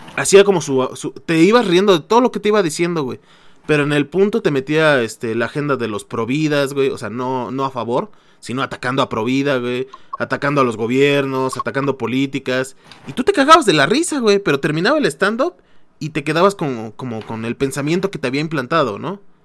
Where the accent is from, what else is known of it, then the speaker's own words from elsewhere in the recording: Mexico; somos mexicanos